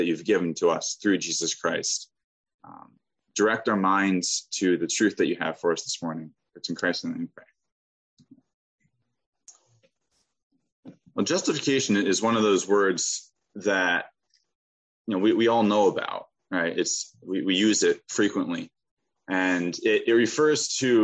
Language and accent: English; Pennsylvania, United States; I'm from Pennsylvania.